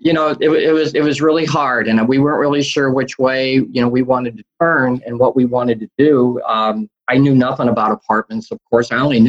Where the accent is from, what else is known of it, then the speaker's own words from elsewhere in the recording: Indiana, United States; I'm from Indiana.